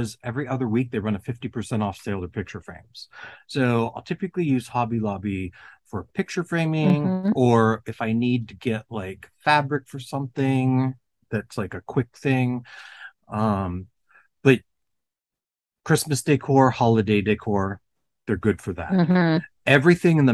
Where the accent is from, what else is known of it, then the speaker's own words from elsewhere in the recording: Ohio, United States; I'm from Ohio